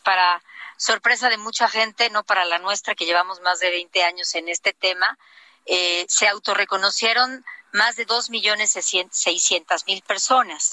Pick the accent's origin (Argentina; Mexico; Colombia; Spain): Mexico; Oaxaca; seguir trabajando por mi tierra